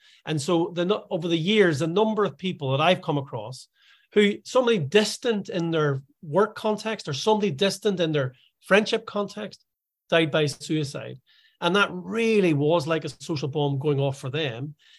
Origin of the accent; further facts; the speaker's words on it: Ireland; now in Scotland, United Kingdom; because although I live in Scotland, I am Irish.